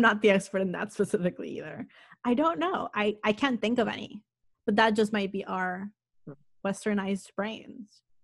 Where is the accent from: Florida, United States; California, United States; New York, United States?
Florida, United States; Miami; moved away as an adult; also born or lived in Massachusetts; I grew up in Miami